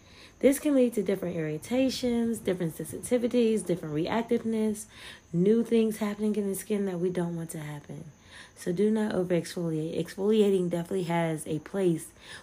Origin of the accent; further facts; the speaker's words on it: United States; As an American